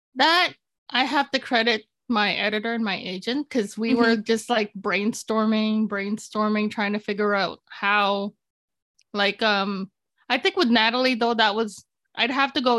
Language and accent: English; Toronto, Ontario, Canada; English is a second language; also born or lived in Philippines; Toronto, my hometown.